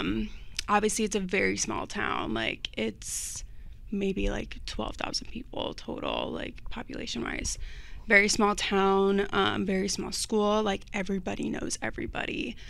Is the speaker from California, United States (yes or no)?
no; Indiana, United States; born there; So, pretty much, I was born here in Indiana.